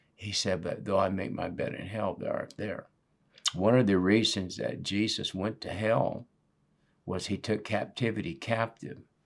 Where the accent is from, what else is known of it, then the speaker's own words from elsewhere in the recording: Northwest, United States; moved away as an adult; I was raised in the Northwest